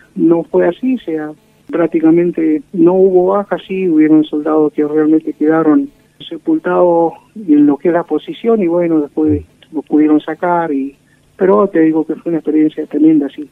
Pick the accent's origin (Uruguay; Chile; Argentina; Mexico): Argentina; Sarmiento, Chubut; Soy nacido acá en Sarmiento, Chubut, que queda a 120 kilómetros de Comodoro Rivadavia. Y bueno, me quedé acá en Sarmiento